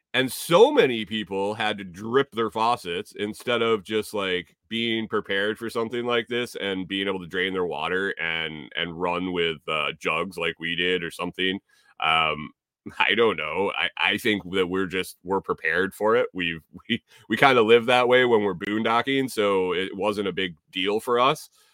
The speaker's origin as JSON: {"language": "English", "region": "Minnesota", "country": "United States", "moved": "yes", "lives_now": "Tennessee, United States", "said": "I'm from Minnesota"}